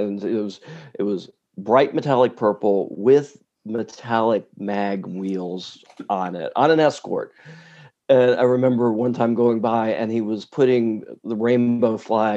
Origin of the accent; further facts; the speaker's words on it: Dayton, Ohio, United States; my hometown